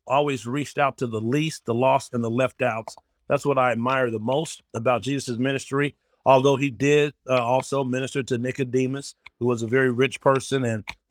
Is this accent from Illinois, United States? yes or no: no; Denver, Colorado, United States; now in Cleveland, United States; the church I grew up in now in Denver, Colorado